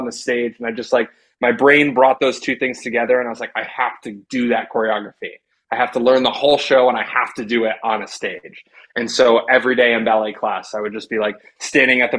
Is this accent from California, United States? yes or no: no; Ringwood, New Jersey, United States; moved away; I'm from Ringwood, New Jersey. It's like 45 minutes west of the city.